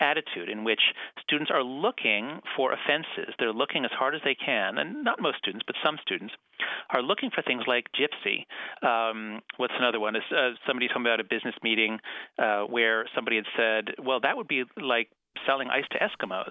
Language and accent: English; United States; as an American